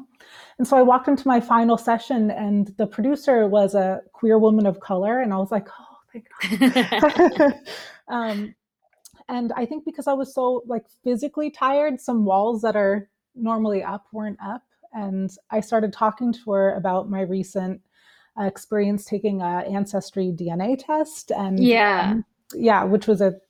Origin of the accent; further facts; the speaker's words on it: East Coast of the United States, United States; now in Switzerland; here in Switzerland, where I live, even though I'm from the East Coast of the States